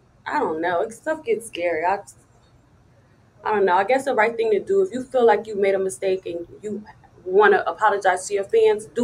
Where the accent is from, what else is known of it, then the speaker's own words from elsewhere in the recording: Wilmington, Delaware, United States; moved away; I come from Delaware, Wilmington, Delaware. I don't want my children to live there. It's really wild. Like, all my friends are drug addicts. Like, literally, everybody that I grew up